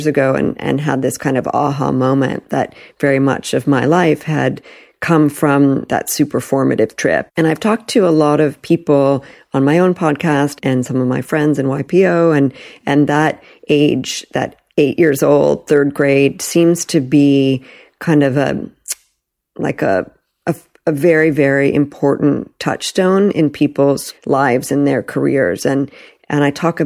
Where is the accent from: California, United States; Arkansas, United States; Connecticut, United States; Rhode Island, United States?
California, United States; Palo Alto; also born or lived in New York; I was born in New York and then my parents moved us to Northern California. And my father was an early Silicon Valley pioneer. And I grew up going to public school in Palo Alto.